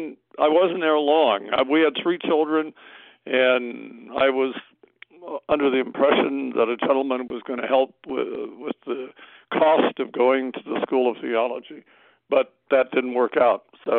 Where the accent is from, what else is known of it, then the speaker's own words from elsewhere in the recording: San Diego, California, United States; also born or lived in Los Angeles / Washington; I was born in San Diego a long time ago, 81 years ago. Grew up in San Diego, went to Pasadena Nazarene College, and after that was basically gone from San Diego for about 19 years, living in the Los Angeles area.